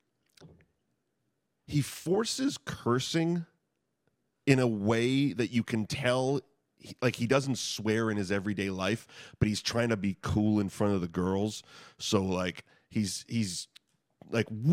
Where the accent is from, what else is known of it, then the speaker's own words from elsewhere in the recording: North Shore of Boston, Massachusetts, United States; moved away; I grew up in the North Shore of Boston